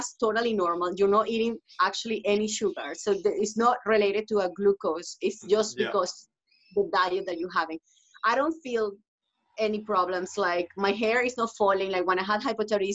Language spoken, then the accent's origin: English; Venezuela; now in Toronto, Canada; I'm from Venezuela